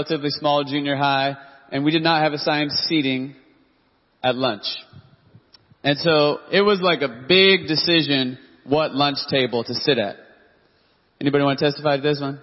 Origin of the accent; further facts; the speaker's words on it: Dallas-Fort Worth area, Texas, United States; I grew up in the Dallas-Fort Worth area